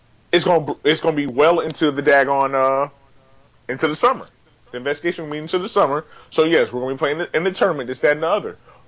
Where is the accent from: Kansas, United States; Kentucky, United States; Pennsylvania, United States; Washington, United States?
Kentucky, United States; Louisville; I'm an Army brat, so I grew up mostly in the Louisville, Fort Knox area.